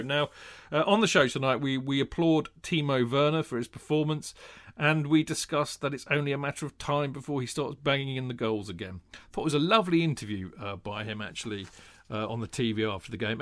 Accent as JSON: {"language": "English", "town": "Winchester", "region": "South East England", "country": "United Kingdom", "tie": "born or raised there", "also_born_or_lived": "London", "said": "growing up in Hampshire, in, in Winchester"}